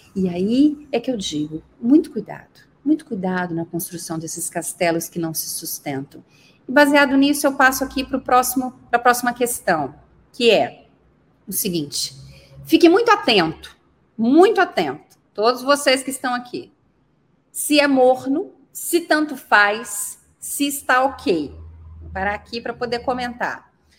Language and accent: Portuguese; Muriaé, Minas Gerais, Brazil; moved away as an adult; also born or lived in Barão do Monte Alto, Minas Gerais / Juiz de Fora, Minas Gerais; now in Brusque, Brazil; Eu nasci numa cidade do interior de Minas Gerais, Muriaé